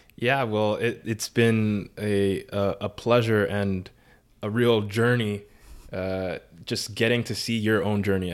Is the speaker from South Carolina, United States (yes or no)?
no; New York City, New York, United States; I grew up in the Bronx